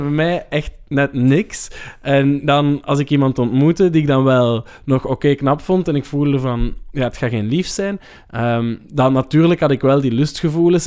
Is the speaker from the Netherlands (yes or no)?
no; Leuven, Flanders, Belgium; ik heb ook gestudeerd in Leuven. Eh, en dat is de stad waar ik opgegroeid ben